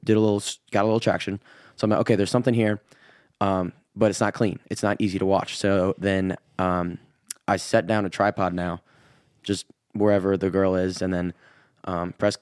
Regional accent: Illinois, United States; accent: Midwestern; moved away as an adult; also born or lived in Wisconsin; now in Nashville, United States; I was born in Wisconsin when I was really young, moved to Illinois

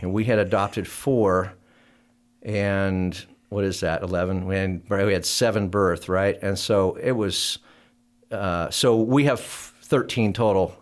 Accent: Oregon, United States; moved away; I was from Oregon

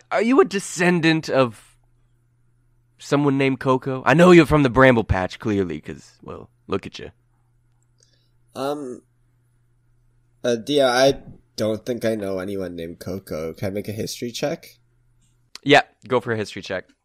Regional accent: Canada; Uh, we are Canadian.

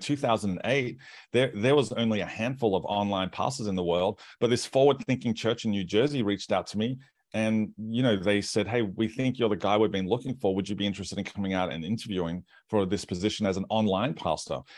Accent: Australia; moved away as an adult; also born or lived in United States

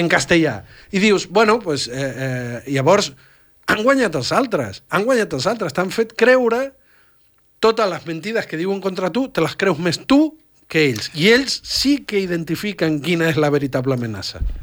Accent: Argentina; now in Catalonia, Spain; Jo vaig créixer a l'Argentina

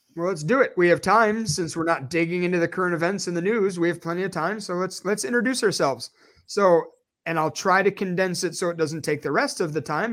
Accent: Chicago, Illinois, United States; moved away; I am originally from Chicago, Illinois

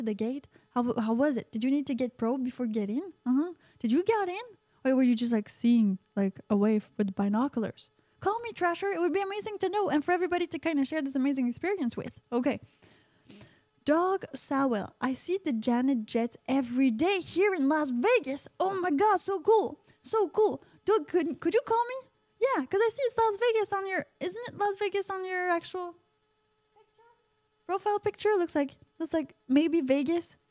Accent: Canada; I'm from Canada.

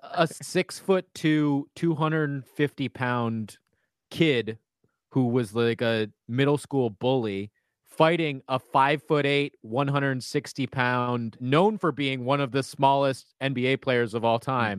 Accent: Minneapolis, Minnesota, United States; also born or lived in Golden Valley, Minnesota / Wayzata, Minnesota / Mound, Minnesota; I was born in Minneapolis.

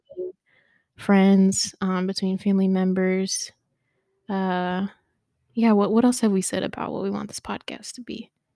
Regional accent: Dayton, Ohio, United States; been here all my life, been in Ohio, raised, born, raised, all of it

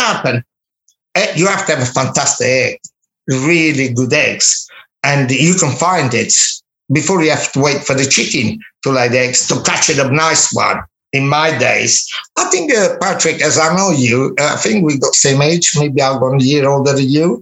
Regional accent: Minori, Campania, Italy; English is a second language; moved away; I was in my hometown in Minori, in Amalfi Coast

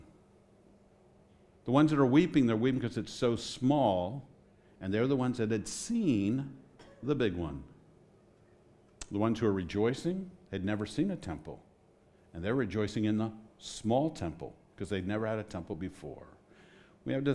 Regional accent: Washington, District of Columbia, United States; moved away; I grew up on the East Coast. I grew up in the Washington, D.C. area.

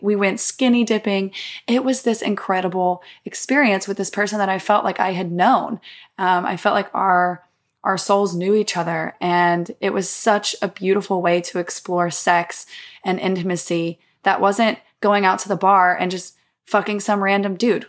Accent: Mississippi, United States; I grew up in the South, um, in Mississippi

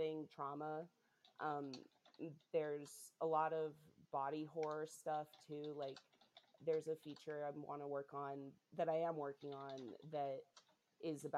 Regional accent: Utah, United States; now in Chicago, United States; I was raised Mormon in Utah

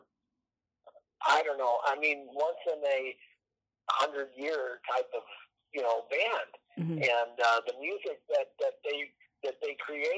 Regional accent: Boulder, Colorado, United States; growing up in Boulder

